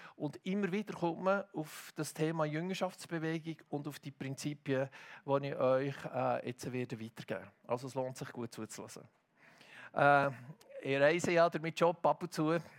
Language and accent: German; Hilterfingen, Bern, Switzerland; Ich bin ja in Hitterfing aufgewachsen